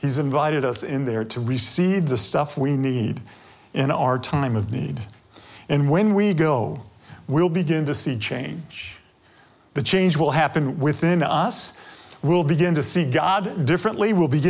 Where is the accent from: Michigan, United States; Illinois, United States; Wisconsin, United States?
Michigan, United States; Detroit; I grew up near 8 Mile Road